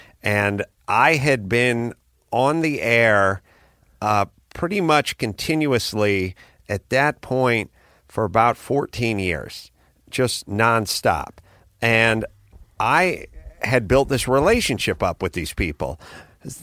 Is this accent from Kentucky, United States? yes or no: no; Los Angeles, California, United States; I'm from North Hollywood